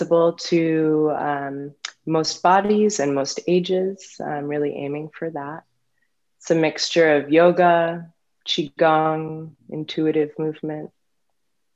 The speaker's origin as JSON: {"language": "English", "town": "San Francisco", "region": "California", "country": "United States", "tie": "born or raised there", "also_born_or_lived": "New York / Barre, Massachusetts", "moved": "as an adult", "lives_now": "Portland, Maine, United States", "said": "I was born in San Francisco and grew up there"}